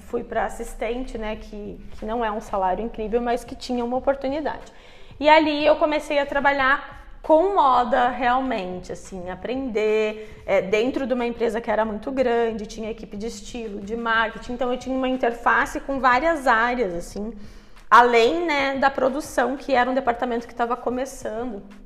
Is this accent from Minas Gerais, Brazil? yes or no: no; Curitiba, Paraná, Brazil; moved away; eu cresci em Curitiba, né, que é uma cidade, é uma capital